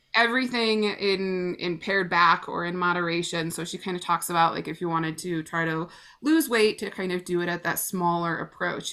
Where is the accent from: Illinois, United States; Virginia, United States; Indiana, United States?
Illinois, United States; moved away; we grew up together back in Illinois